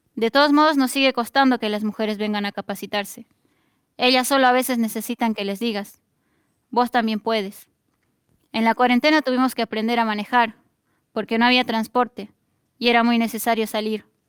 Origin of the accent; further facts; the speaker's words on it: Bolivia; now in Argentina; la de miles de familias campesinas que venimos desde Bolivia